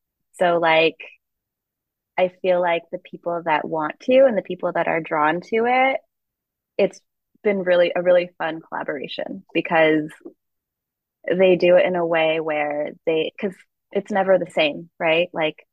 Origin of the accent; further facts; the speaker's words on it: Philippines; So I think inherently, because I am Filipino, the work is Filipino.